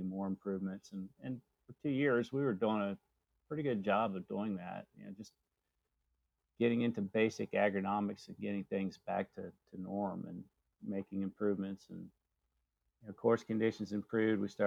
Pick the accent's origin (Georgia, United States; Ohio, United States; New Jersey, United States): Ohio, United States; Mount Vernon; moved away as an adult; now in Atlanta, United States; I grew up in Mount Vernon, Ohio.